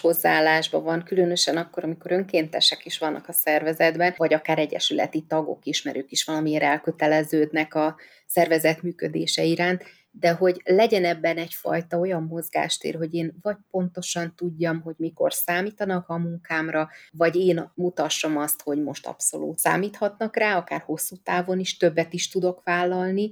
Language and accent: Hungarian; Budapest, Hungary; gyerekkoromban, ott Kispesten